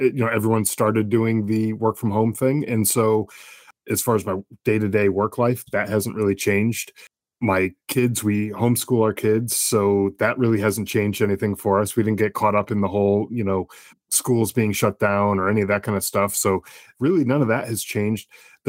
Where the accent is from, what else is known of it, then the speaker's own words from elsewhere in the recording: Connecticut, United States; Yeah, I was born in Connecticut in the early 80s, and it was I was in a middle class family.